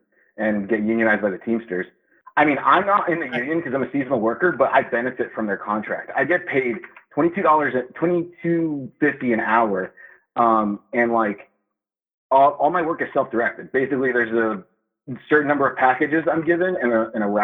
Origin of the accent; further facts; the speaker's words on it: Miami, Florida, United States; I grew up in Miami